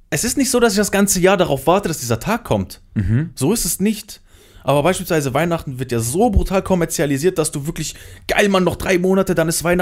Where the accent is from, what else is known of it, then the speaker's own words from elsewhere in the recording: North, Iraq; Ich bin Kurde, ich komme aus dem, aus dem Irak, im Norden so.